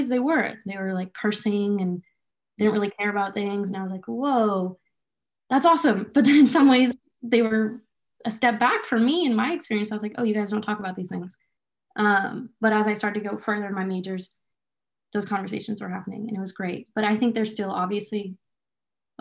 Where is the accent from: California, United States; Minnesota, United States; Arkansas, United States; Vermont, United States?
California, United States; Bay Area; I'm from the Bay Area, extremely liberal place, very diverse place.